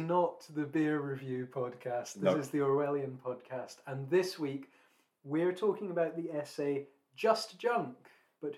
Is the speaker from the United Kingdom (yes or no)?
yes; near Edinburgh, Scotland, United Kingdom; when I was growing up in the late 90s, early 2000s, and we used to visit Edinburgh, which was the nearest city to my hometown